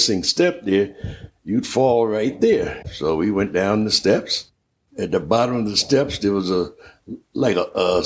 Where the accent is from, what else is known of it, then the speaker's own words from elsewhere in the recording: New York City, New York, United States; moved away; also born or lived in Philadelphia; I was born and raised in Harlem